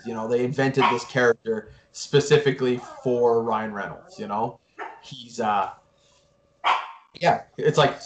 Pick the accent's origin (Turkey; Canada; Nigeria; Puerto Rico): Canada; I am Canadian.